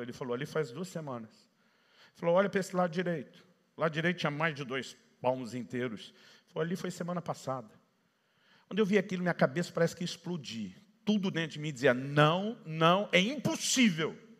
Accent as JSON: {"language": "Portuguese", "town": "Campinas", "region": "São Paulo", "country": "Brazil", "tie": "born or raised there", "also_born_or_lived": "ABC Paulista, São Paulo / Paraná", "moved": "as an adult", "said": "Nasci e cresci na região do A B C paulista, mas me criei em Campinas, que é a segunda maior cidade do estado."}